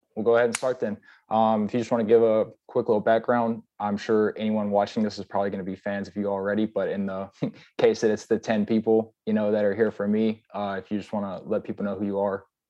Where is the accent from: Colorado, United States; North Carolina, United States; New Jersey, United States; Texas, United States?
Texas, United States; Wilmington; also born or lived in Guam; I'm from Texas. I'm actually from Wilmington, Texas.